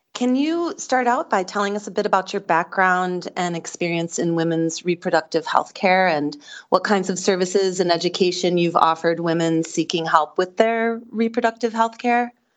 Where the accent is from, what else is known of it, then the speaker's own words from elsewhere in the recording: Wisconsin, United States; my home state of Wisconsin